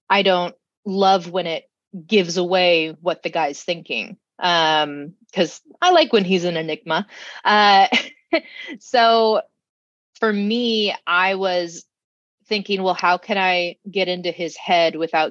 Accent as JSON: {"language": "English", "town": "Sacramento", "region": "California", "country": "United States", "tie": "born or raised there", "said": "I was born and raised in Sacramento"}